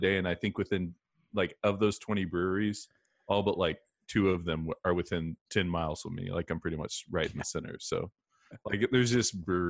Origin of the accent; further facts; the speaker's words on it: Missouri, United States; moved away as an adult; also born or lived in Virginia / Florida / Chicago / Columbia, Missouri; now in North Carolina, United States; But I went to school in Virginia, and I'm originally from Missouri.